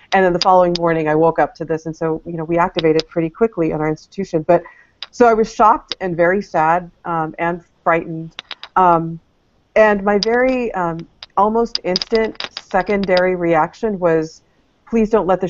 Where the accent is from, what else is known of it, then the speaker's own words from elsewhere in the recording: Orlando, Florida, United States; I am from Orlando, so Rollins College is in the Orlando area.